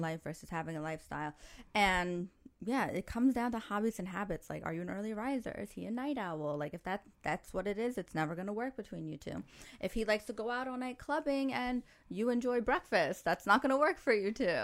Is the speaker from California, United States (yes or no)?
no; New York, United States; moved away as an adult; now in Dubai, United Arab Emirates; I grew up in New York where you can't talk to anybody